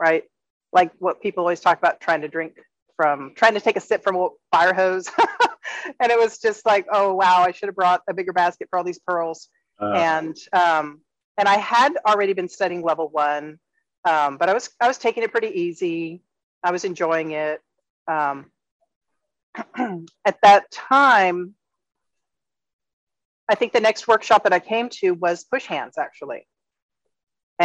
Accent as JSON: {"language": "English", "region": "Texas", "country": "United States", "tie": "born or raised there", "moved": "as an adult", "lives_now": "Playas del Coco, Costa Rica", "said": "I grew up in Texas."}